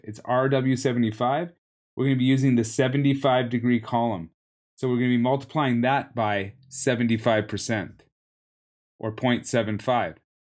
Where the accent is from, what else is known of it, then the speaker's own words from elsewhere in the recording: Canada; also born or lived in Vancouver; I'm from Canada